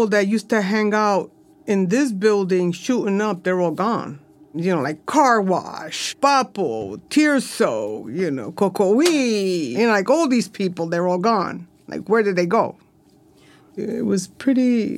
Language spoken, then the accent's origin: English; New York City, New York, United States; I grew up right on Avenue C. I'm a Lower Sider girl, native New Yorker. I'm a New Yorican through and through